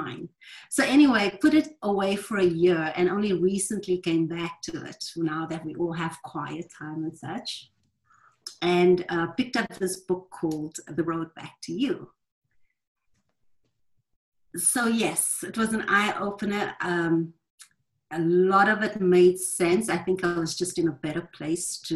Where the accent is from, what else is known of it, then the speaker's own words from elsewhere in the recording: South Africa; now in Louisville, United States; I'm calling in from Louisville, Kentucky. I'm originally from South Africa, but I'm calling Louisville home now.